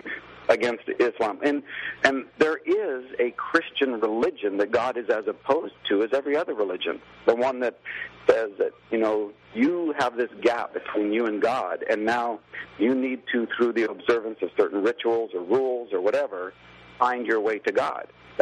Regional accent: Canada; You know, I'm a Canadian, not a Republican.

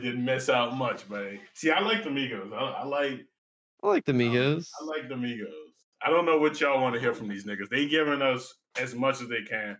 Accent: Canada; I'm a Canadian. I'm a Canadian man.

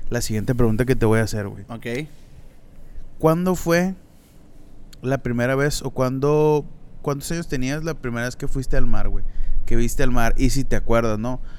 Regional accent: Culiacán, Sinaloa, Mexico; como somos de Culiacán, pues tenemos muy cerca la playa de, de Altata, ¿no?

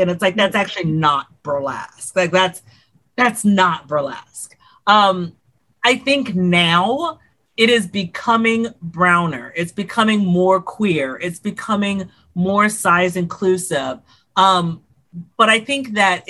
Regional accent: Houston, Texas, United States; I'm originally from Houston, Texas.

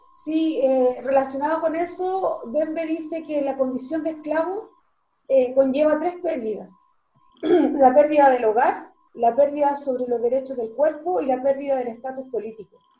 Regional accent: Chile; nosotros como, como, Estado chileno

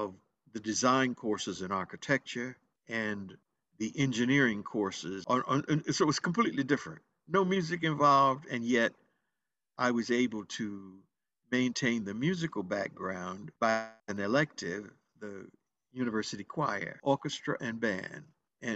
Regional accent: Greensboro, North Carolina, United States; I was born in Greensboro, North Carolina

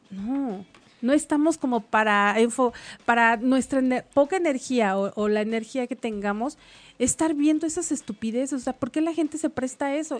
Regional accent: Mexico; yo como mexicana

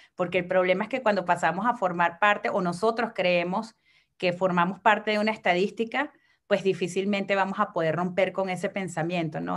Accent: Venezuela; now in Mexico; soy mujer venezolana

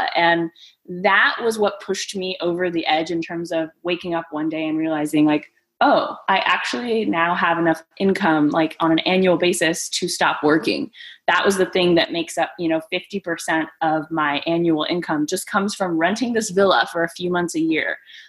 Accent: Greece; born there; So I was born in Greece. It is like a full-on Mamma Mia story.

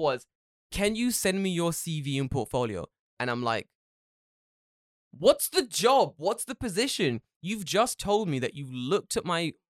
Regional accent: California, United States; now in Japan; I have no personality outside of being from California.

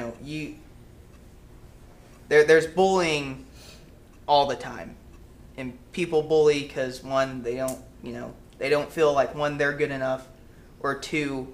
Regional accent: Bolivar, Missouri, United States; also born or lived in Springfield, Missouri; I grew up in Bolivar my entire life.

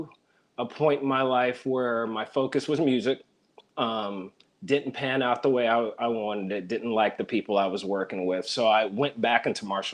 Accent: Fayetteville, North Carolina, United States; moved away as an adult; also born or lived in Baltimore, Maryland; now in Maryland, United States; My dad was in the military. I grew up in Fort Bragg, North Carolina

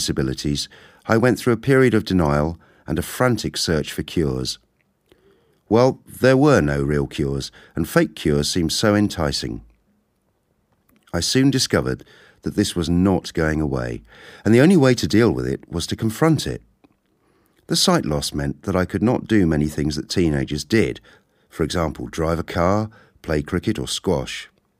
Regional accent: Kenya; born there; I was born in Kenya 52 years ago.

